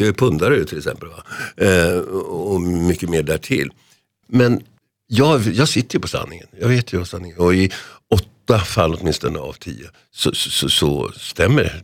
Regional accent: Solna, Stockholm County, Sweden; när jag är fyra år i det här fallet då, va? Fyra och ett halvt år på sagans dag hemma i Huvudsta.

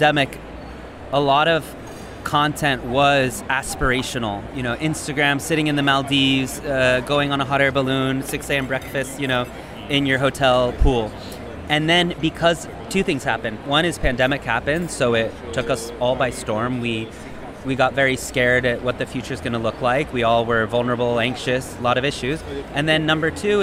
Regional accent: United States; moved away as an adult; an American who moved abroad in 2016

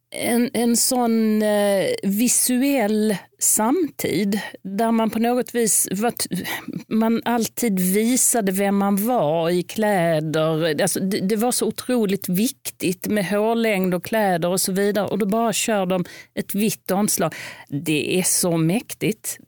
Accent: Lund, Skåne, Sweden; jag är uppvuxen i Lund

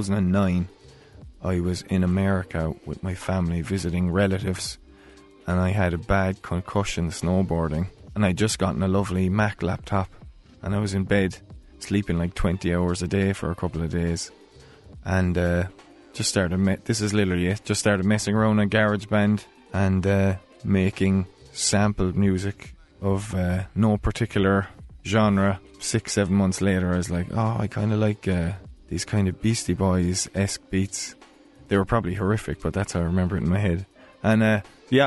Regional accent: Ireland; as an Irish person

